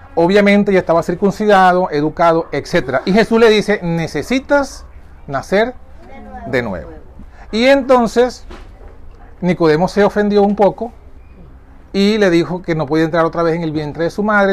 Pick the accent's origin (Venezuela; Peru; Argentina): Venezuela; yo soy venezolano